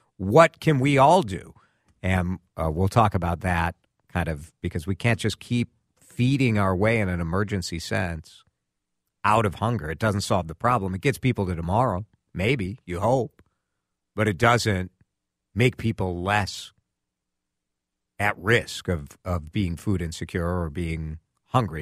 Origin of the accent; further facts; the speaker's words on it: Chicago, Illinois, United States; moved away; growing up in Chicago